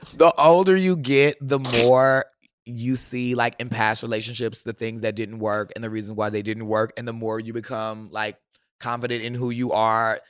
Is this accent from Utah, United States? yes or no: no; Milwaukee, Wisconsin, United States; I am from Milwaukee